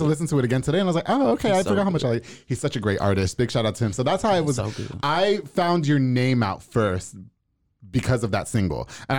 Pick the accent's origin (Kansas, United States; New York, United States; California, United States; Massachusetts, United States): New York, United States; Long Island; I'm from Long Island.